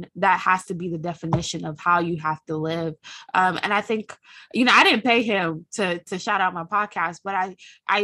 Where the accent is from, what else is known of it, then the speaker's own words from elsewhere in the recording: Nigeria; we're both Nigerian and we have very similar backgrounds with our father going back home to earn money